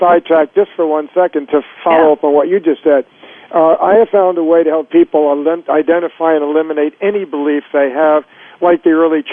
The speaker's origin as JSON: {"language": "English", "region": "Florida", "country": "United States", "tie": "born or raised there", "also_born_or_lived": "Chicago, United States / New York, United States / California, United States / Connecticut, United States", "moved": "yes", "lives_now": "Northern California, United States", "said": "I was born in Florida and moved to New York after the University of Chicago"}